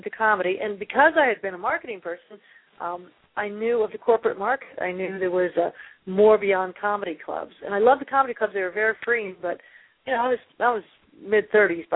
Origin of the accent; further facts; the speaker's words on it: United States; I grew up right outside Washington, D.C.